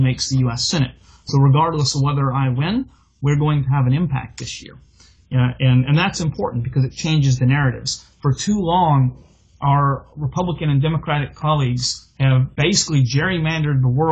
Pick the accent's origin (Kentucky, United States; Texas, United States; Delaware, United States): Texas, United States; Houston; also born or lived in California; I was born and raised in Houston, spent a brief stint out in California before coming home to Texas to raise family